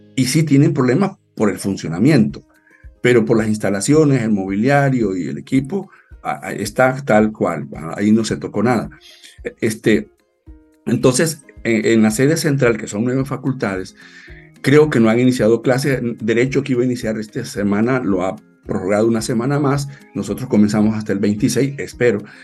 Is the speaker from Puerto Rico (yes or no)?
no; El Salvador; nuestro pueblo